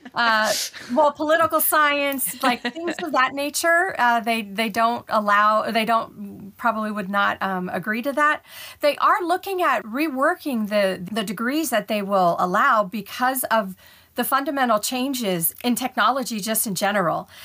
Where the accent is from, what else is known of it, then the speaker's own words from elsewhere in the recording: Ohio, United States; moved away as an adult; now in Houston, United States; I was born and raised in Ohio, and I had not left Ohio yet. You know, all my schooling was there, all my jobs were there.